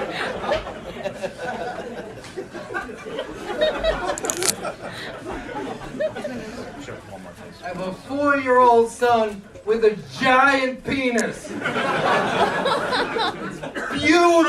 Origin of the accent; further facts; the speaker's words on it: Chicago, Illinois, United States; I'm from Chicago